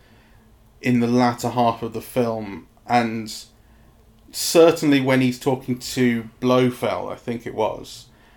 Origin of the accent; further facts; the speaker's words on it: England, United Kingdom; as an English person